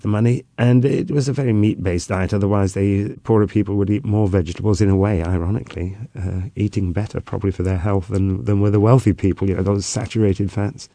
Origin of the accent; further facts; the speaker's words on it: Gwynedd, Wales, United Kingdom; I'm from the north, I'm from Gwynedd